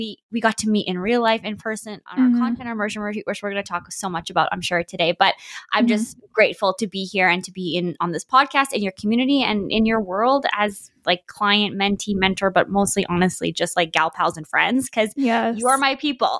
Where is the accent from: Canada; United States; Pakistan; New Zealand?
Canada; also born or lived in Vancouver, British Columbia / Alberta; I'm from Canada.